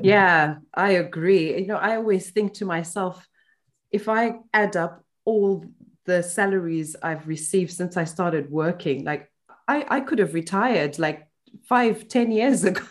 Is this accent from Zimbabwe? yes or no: yes; Zimbabwe; now in United Kingdom; when I moved to the UK from Zimbabwe